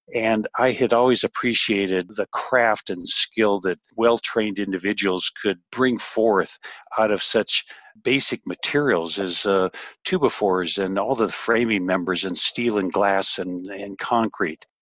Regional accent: La Habra, California, United States; born or raised there

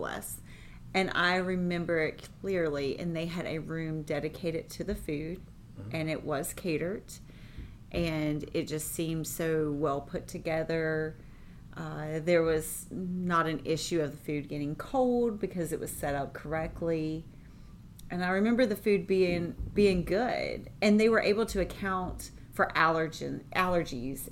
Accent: United States; I grew up right outside of Charlotte, right there on the line

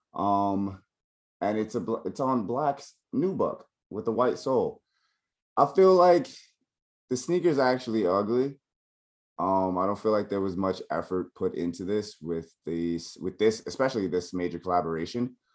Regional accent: New York, United States; I'm from New York, I rep New York

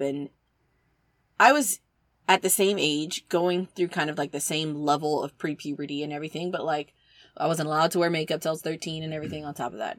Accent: the South, United States; I'm from the South

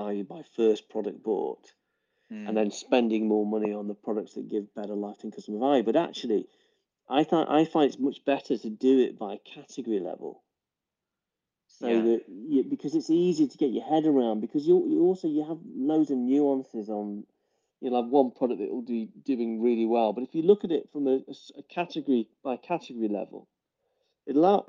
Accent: England, United Kingdom; we're English

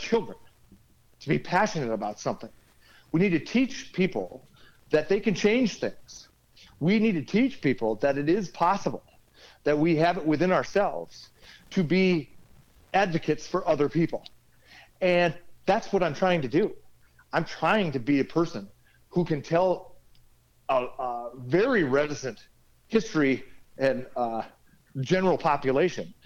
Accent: 13 miles from Bertha, Minnesota, United States; small town Bertha, 13 miles from my hometown

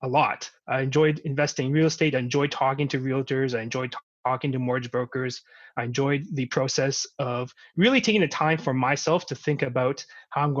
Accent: Vancouver, British Columbia, Canada; I grew up in Vancouver for pretty much my entire life.

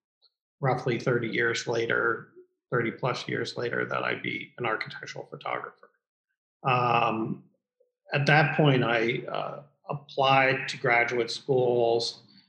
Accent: Midwest, United States; You know, I'm still a Midwesterner and just New York's for the young and the wealthy.

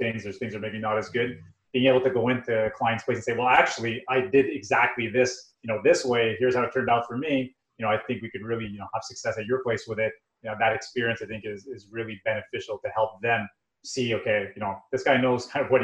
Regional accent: Montreal, Quebec, Canada; we come from Montreal, so we have a lot of French-speaking population where we live

